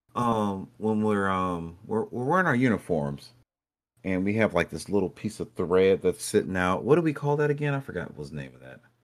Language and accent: English; Brunswick, Georgia, United States; I'm from Brunswick